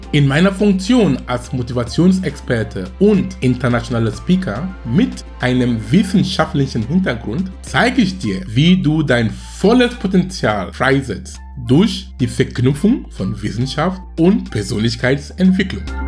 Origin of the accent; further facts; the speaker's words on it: Cameroon; German is a second language; moved away as an adult; now in Germany; ich komme aus Afrika, ich komme aus Kamerun, ich bin gebürtig aus Kamerun.